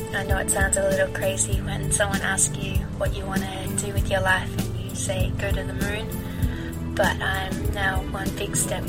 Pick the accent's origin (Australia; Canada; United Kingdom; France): Australia; moved away; I'm from Australia, but I travel as a photographer between Denmark and South Africa.